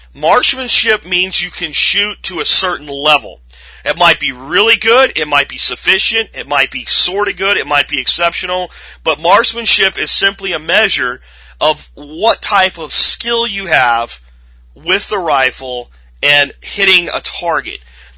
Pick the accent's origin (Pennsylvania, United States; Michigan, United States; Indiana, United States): Pennsylvania, United States; now in Texas, United States; It was very foreign to me when I came here from the Northeast, from Pennsylvania. I looked at this and went, you would go to jail so fast in Pennsylvania if you did this.